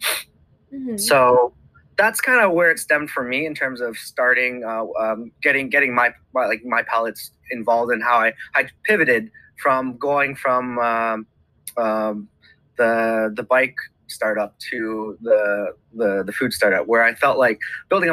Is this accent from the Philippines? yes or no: no; Canada; I am Canadian, but I've grown up in a Cantonese family background.